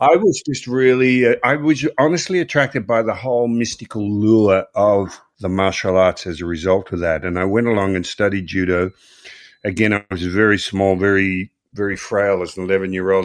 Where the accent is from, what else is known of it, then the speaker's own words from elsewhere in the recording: Melbourne, Victoria, Australia; I grew up in Croydon, which is a suburb of Melbourne, Australia.